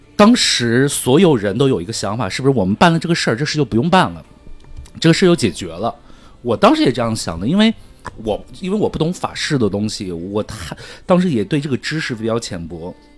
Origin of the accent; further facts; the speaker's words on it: Tibetan areas, China; 我从小不是在藏区长大